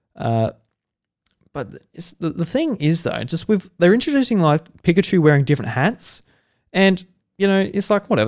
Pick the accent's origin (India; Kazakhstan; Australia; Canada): Australia; I'm Australian